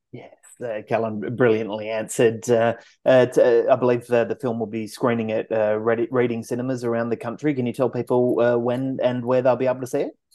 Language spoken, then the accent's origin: English; Perth, Western Australia, Australia; I'm from Perth. Uh, you know, I've worked in Fremantle for 20 years.